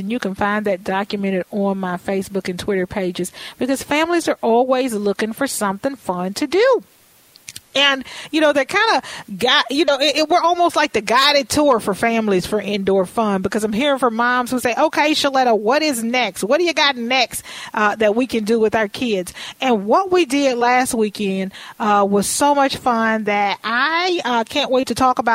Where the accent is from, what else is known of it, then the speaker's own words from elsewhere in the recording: Texas, United States; now in Minnesota, United States; I'm from Texas.